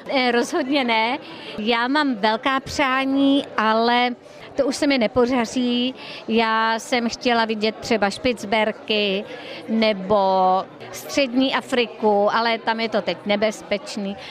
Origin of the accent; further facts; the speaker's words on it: Česká Skalice, Hradec Králové Region, Czechia; now in Prague, Czechia; Já jsem totiž z východních Čech a já jsem z kraje Boženy Němcové a Alojzy Ráska